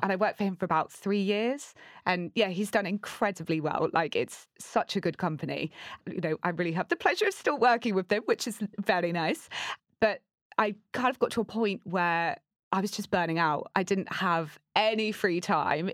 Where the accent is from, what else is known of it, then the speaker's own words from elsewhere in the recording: Torquay, South West England, United Kingdom; I grew up in Torquay. It's tiny.